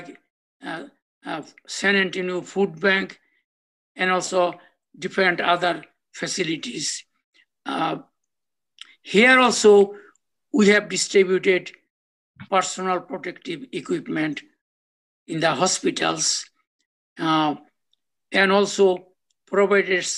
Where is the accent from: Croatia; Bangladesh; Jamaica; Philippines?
Bangladesh; moved away as an adult; also born or lived in Australia / Canada; now in United States; I'm originally from Bangladesh, and I lived in the village for about 16 and a half years. I was also born in the village